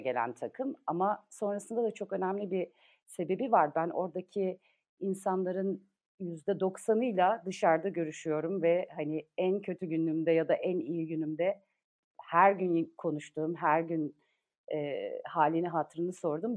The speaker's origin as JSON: {"language": "Turkish", "town": "Karabük", "region": "Karabük Province", "country": "Turkey", "tie": "born or raised there", "moved": "yes", "said": "Biz doğma büyüme Karabüklüyüz"}